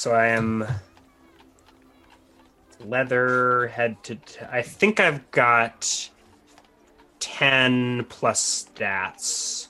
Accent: California, United States; we are California. From California.

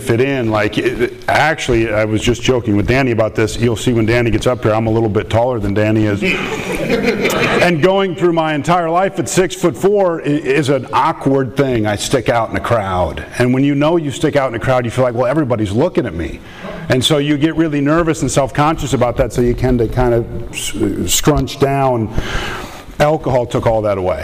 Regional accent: Minnesota, United States; I'm from Minnesota, so if I say things like "you betcha" or something, I apologize ahead of time.

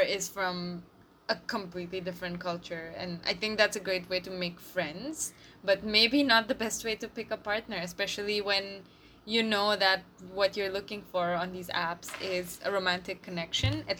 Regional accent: India; we're both Indian

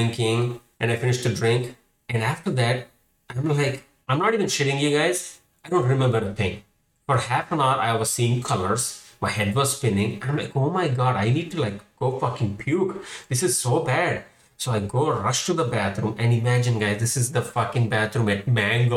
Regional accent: Hyderabad, Telangana, India; moved away as an adult; also born or lived in Houston / Kansas City; now in Seattle, United States; I'm from Hyderabad. It's a city in India

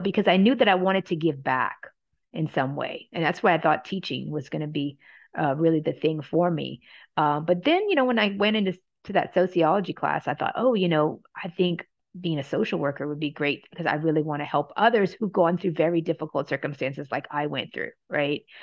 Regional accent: Louisiana, United States; moved away as an adult; also born or lived in Oregon; I'm from Louisiana

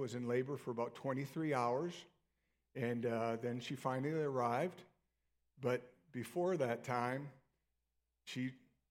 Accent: Illinois, United States; moved away; I grew up in Illinois

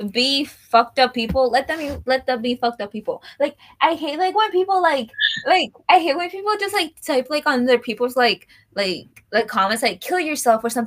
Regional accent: Puerto Rico; I am from Puerto Rico

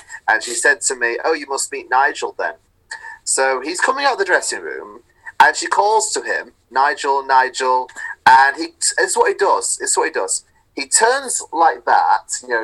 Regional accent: Manchester, North West England, United Kingdom; moved away as an adult; also born or lived in Salford; now in Westcliff-on-Sea, United Kingdom; because I'm from Manchester, you're bound to bump into some point someone who's worked on Coronation Street.

